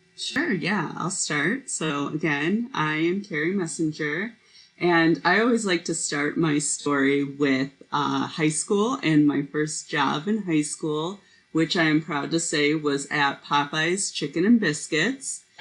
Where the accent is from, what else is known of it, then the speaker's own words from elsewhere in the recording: Indiana, United States; I went to Purdue University because I'm from Indiana